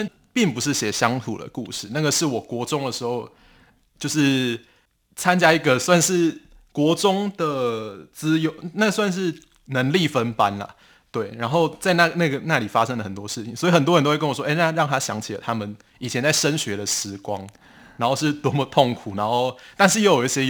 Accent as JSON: {"language": "Chinese", "region": "Pingtung County", "country": "Taiwan", "tie": "born or raised there", "said": "然后之所以我会想要写我的故乡北市寮，是因为我当时在写这本书的时候，我就有去翻那个枋寮的乡志，但是我发现居然是没有人写到这个地方的"}